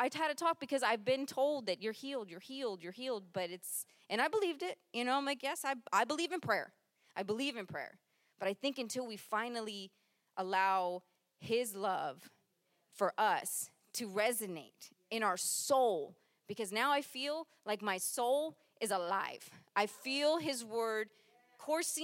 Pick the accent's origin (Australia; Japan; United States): Japan; moved away; I was born in Japan